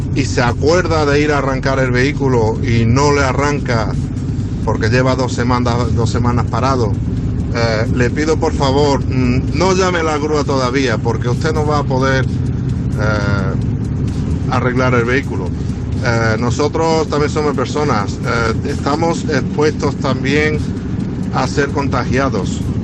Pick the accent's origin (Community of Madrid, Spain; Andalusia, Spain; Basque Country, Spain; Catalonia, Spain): Andalusia, Spain; Huelva; somos de Huelva.